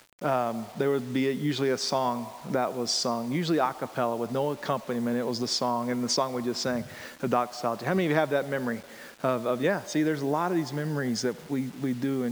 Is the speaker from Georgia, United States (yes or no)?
yes; rural Georgia, United States; I grew up in Georgia, rural Georgia